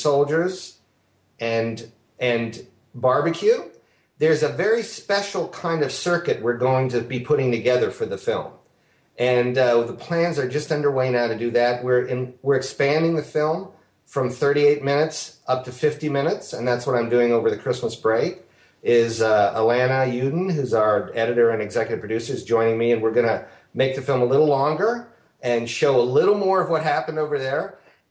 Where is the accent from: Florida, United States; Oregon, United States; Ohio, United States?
Ohio, United States; Ohio, my home state